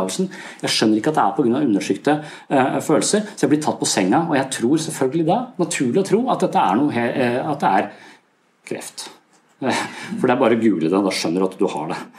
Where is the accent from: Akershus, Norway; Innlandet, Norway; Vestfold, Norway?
Vestfold, Norway; Tønsberg; Jeg er fra Tønsberg, så jeg skal besøke foreldrene mine.